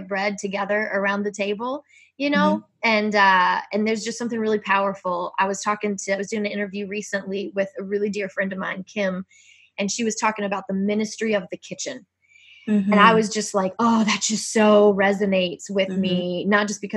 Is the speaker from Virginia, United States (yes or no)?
yes; Virginia, United States; born or raised there; now in West Coast, United States